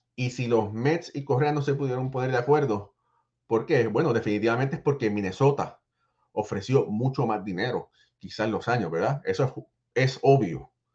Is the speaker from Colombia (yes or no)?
no; Puerto Rico; yo soy boricua también